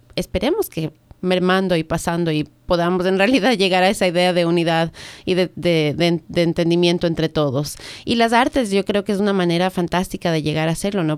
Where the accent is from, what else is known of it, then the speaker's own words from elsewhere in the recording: Ecuador; now in United States; yo soy del Ecuador